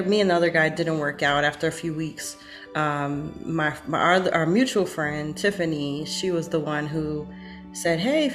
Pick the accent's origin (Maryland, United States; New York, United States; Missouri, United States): New York, United States; Brooklyn; we're both from Brooklyn, New York